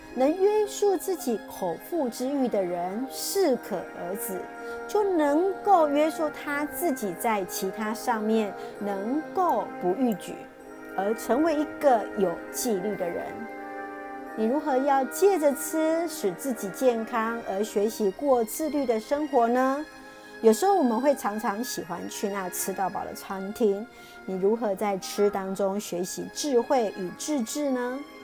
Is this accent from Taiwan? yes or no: yes; Taiwan; 谢谢主爱我们台湾，